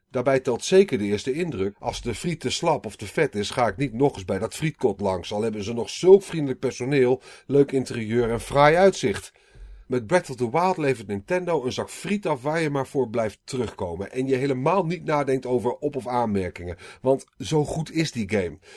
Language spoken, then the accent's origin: Dutch; North Brabant, Netherlands; Toen ik opgroeide in Brabant at ik regelmatig in precies zo'n kot, het Voske, net over de Belgische grens in het dorpje Poppel.